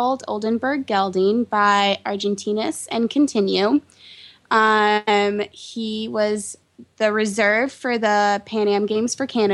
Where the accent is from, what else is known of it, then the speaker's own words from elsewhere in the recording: London, United Kingdom; moved away as an adult; also born or lived in Texas, United States; now in Washington, D.C., United States; I grew up in London, England. I moved there when I was 6. I was originally born in Texas